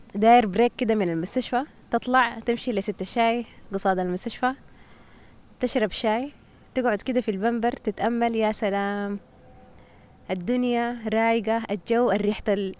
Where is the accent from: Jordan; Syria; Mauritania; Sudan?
Sudan; moved away; في السودان مثلا احنا